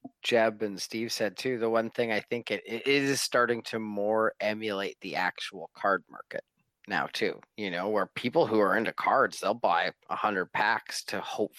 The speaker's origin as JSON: {"language": "English", "country": "Canada", "said": "especially being Canadian"}